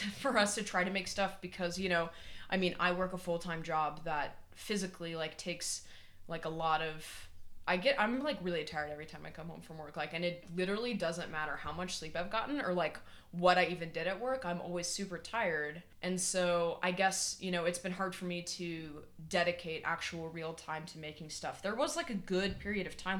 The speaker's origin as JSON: {"language": "English", "region": "Kansas", "country": "United States", "tie": "born or raised there", "also_born_or_lived": "Oregon", "moved": "as an adult", "said": "I'm originally from Kansas. Strangely enough, I lived there until I was 19, and then I moved to Oregon"}